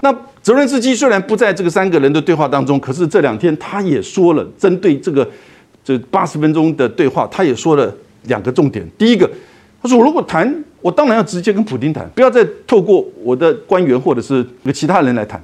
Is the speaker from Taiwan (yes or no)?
yes; Taiwan; 我们台湾人